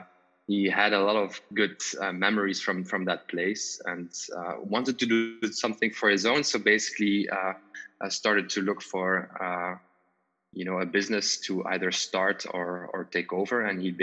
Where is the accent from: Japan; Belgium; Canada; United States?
Belgium; Wallonia; English is a second language; I am from Belgium. My dad is from the Netherlands, so I have the Dutch language that I was brought onto, and then my mom is from Belgium, from the southern part, the French-speaking part, so I also speak French, and I grew up in the French-speaking